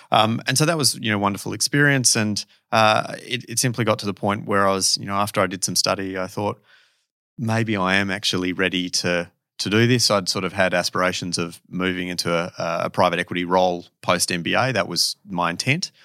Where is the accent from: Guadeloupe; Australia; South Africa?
Australia; Perth, Western Australia; moved away as an adult; I am certainly Perth born and bred